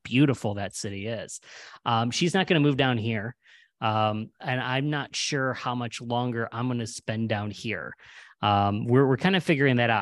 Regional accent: Cleveland, Ohio, United States; moved away; also born or lived in New York City / Los Angeles; we're originally from Cleveland

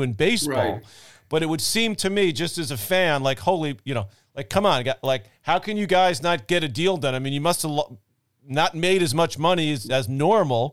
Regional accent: New York City, New York, United States; we grew up in Queens

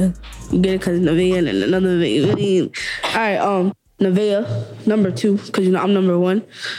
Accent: New York, United States; also born or lived in Trinidad; I was born in Brooklyn, but I'm really from Trinidad.

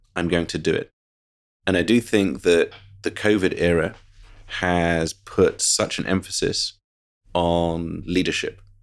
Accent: United Kingdom; moved away as an adult; now in United States; I'm very proud of being British, so I had a wonderful, idyllic childhood in the U K

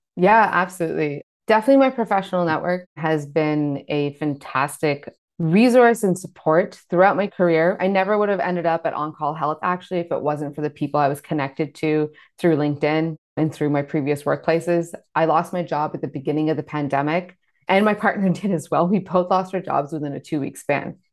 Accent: Canada; I was born in Canada

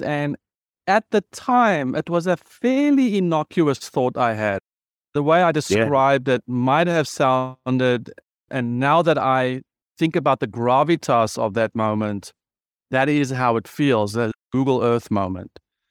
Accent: South Africa; I am a South African. I am a white South African. I'm a male South African. I was privileged in my education, South African.

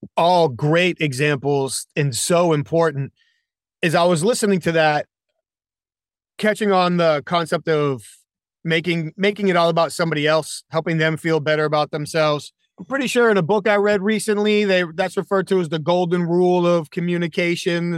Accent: New England, United States; now in Charlotte, United States; I live here in Charlotte. Now, I grew up in New England.

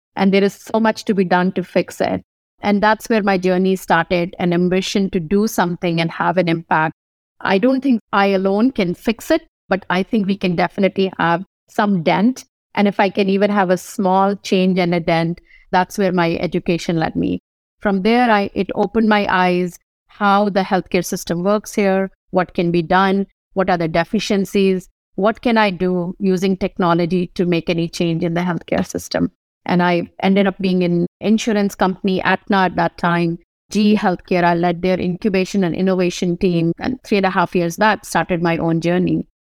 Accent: Kanpur, Uttar Pradesh, India; moved away as an adult; also born or lived in New Delhi / Maharashtra; now in United States; I was born in Kanpur, U P, Uttar Pradesh. Spent a lot of time in New Delhi, N C R areas we call

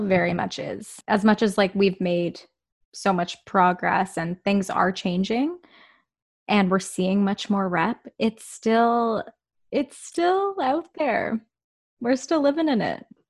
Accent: Whitby, Ontario, Canada; now in Toronto, Canada; when I was growing up in Whitby

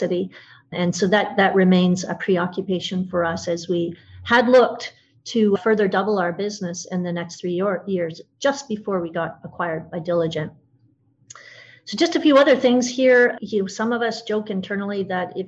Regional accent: Canada; I'm Canadian

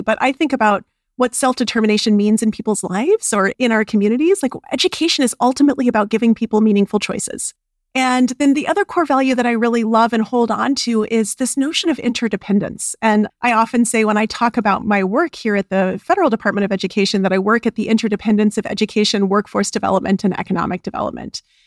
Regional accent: Albuquerque, New Mexico, United States; I was raised in Albuquerque, New Mexico

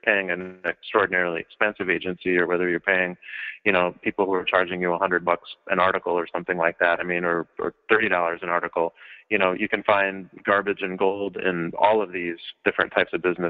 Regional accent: Minnesota, United States; My mother is, I guess I would call her an anthropologist of crafts. And she worked at the Science Museum in Minnesota. I'm from Minnesota

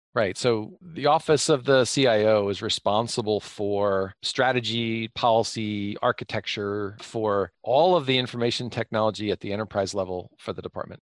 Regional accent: Pennsylvania, United States; I grew up in Pennsylvania

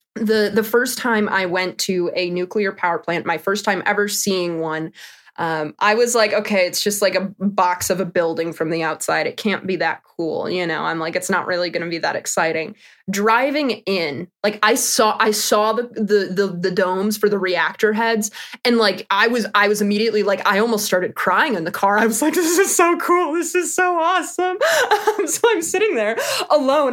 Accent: Wisconsin, United States; I'm from Wisconsin

